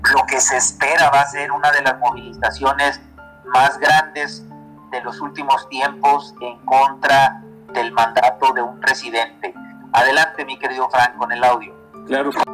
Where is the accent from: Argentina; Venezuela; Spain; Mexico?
Mexico